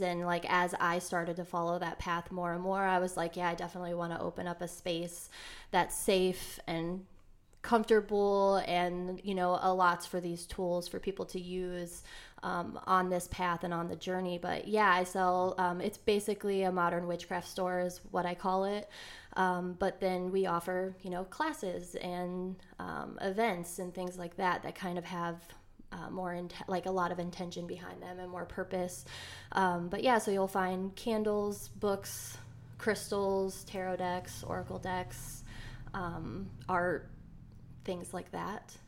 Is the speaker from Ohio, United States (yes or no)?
yes; Elyria, Ohio, United States; also born or lived in Cleveland, Ohio; I'm originally from Elyria, which is a little bit of a suburb, like, west, I think, of Cleveland, like, thirty minutes west.